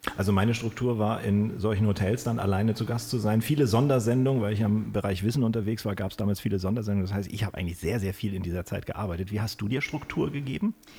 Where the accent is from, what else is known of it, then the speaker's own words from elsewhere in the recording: Kiel, Schleswig-Holstein, Germany; moved away; also born or lived in Stuttgart; ich in Kiel. Ich habe aber zwölf Jahre in Stuttgart auch gelebt